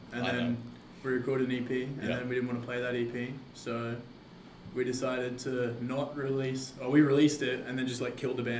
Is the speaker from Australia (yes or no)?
yes; Australia; Well, I'm from Maribyrnong.